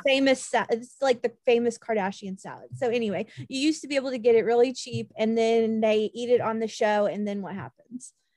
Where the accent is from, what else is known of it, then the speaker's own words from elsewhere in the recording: Kansas, United States; moved away; growing up in kansas